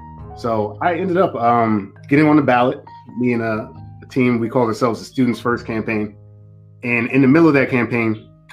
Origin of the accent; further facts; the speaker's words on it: Maryland, United States; So I grew up in Maryland. I grew up near D.C. So, you know, that was basically where my roots were starting out.